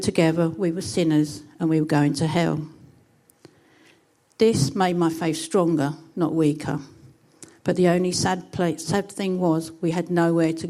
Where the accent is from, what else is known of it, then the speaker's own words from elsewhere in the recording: Chatham, South East England, United Kingdom; As you can tell from my accent, I'm from an extremely posh part of Kent, which is even posher than Whitstable. It's Chatham.